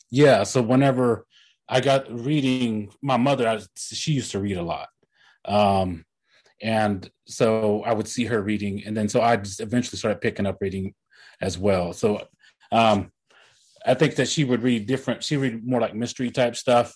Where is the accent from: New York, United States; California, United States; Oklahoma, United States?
Oklahoma, United States; Tahlequah; my hometown, Tahlequah